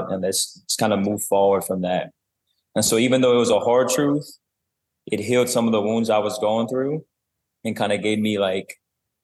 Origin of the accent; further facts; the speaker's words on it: South Louisiana, United States; I grew up in South Louisiana, a private school